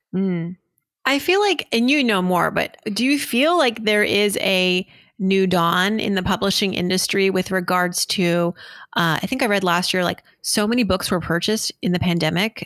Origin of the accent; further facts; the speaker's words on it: Worcester, Massachusetts, United States; growing up in Worcester to immigrant parents